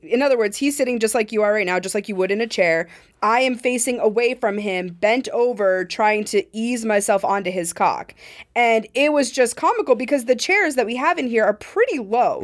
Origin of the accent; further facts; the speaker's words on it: Montana, United States; I'm from Montana